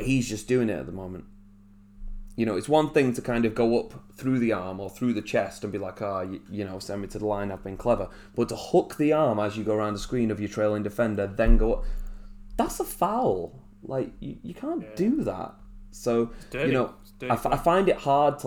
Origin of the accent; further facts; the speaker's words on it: England, United Kingdom; we as English people